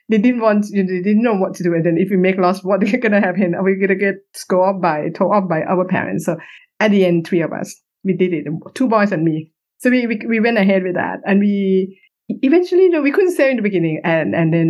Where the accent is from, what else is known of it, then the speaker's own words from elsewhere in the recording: Bangkok, Thailand; moved away as an adult; now in United Kingdom; I'm Thai. I was born in Bangkok.